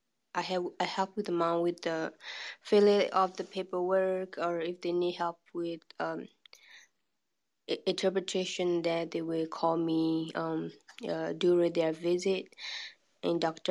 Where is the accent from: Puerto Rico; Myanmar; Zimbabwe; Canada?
Myanmar; English is a second language; now in Georgia, United States; I'm from Burma.